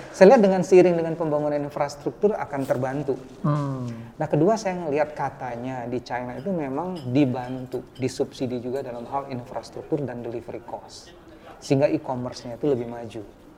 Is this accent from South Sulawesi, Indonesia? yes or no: no; Palembang, South Sumatra, Indonesia; saya orang Palembang